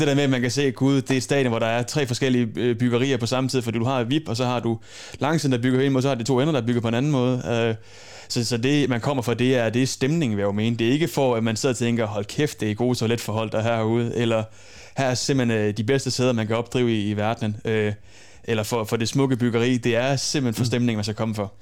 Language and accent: Danish; Holstebro, Central Denmark Region, Denmark; moved away; jeg var fra Holstebro af